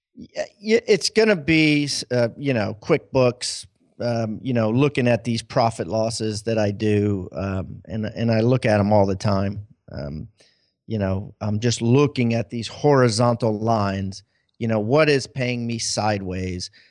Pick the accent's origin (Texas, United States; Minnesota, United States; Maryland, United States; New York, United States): Maryland, United States; moved away; I'm from Maryland originally